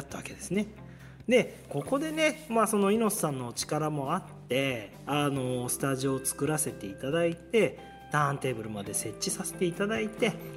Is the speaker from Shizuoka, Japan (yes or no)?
yes; Shizuoka, Japan; now in Yokohama, Japan; あ僕も静岡なんですよ清水なんですよ